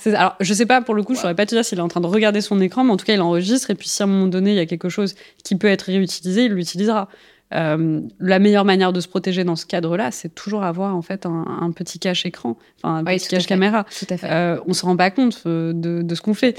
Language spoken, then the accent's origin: French; Algeria; moved away; alors moi je suis née en Algérie